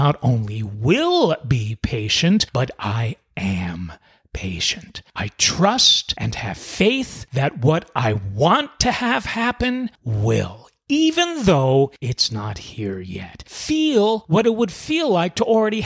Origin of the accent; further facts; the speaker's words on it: New York City, New York, United States; moved away; You might already know I'm originally from New York City. And us New York City folks have it in our DNA to not be very patient.